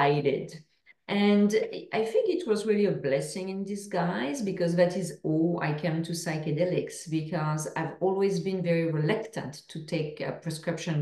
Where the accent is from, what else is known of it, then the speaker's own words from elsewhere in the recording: France; accent: French; English is a second language; now in Canada; As I'm sure everyone can hear to my accent, I'm from France. So originally I live in Canada.